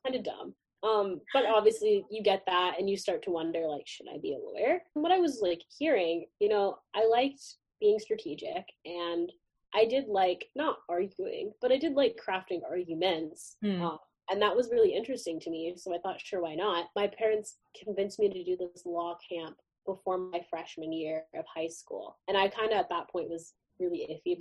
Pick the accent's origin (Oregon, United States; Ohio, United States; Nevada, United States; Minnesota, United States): Ohio, United States; Cincinnati; moved away; also born or lived in Boston, Massachusetts; So I grew up in Cincinnati, Ohio suburbs, but I was born in Boston, so I kind of claim Massachusetts as my real home.